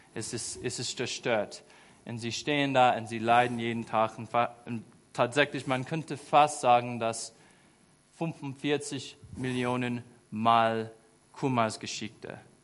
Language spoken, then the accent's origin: German; United States; German is a second language; moved away as an adult; now in Germany; Ich war einfach ein einfacher Junge in den USA. Ich bin auf dem Land aufgewachsen.